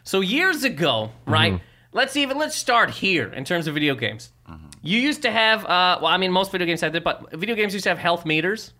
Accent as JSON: {"language": "English", "country": "Canada", "said": "I'm from Canada."}